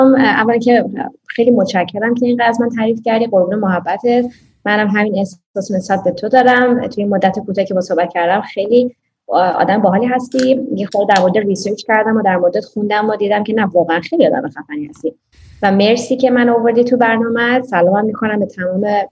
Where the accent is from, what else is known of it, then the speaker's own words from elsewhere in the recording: Iran; moved away; تو ایرانی گفتم بله